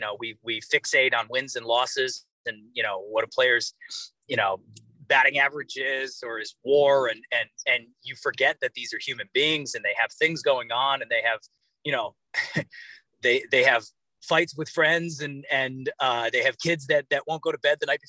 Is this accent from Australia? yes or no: no; Cleveland, Ohio, United States; moved away as an adult; also born or lived in Boston / Bangor, Maine; now in New York, United States; I was born and raised in Cleveland, Ohio.